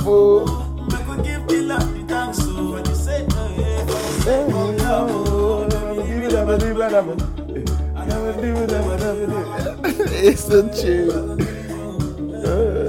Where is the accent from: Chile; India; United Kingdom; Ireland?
United Kingdom; London; I'm from London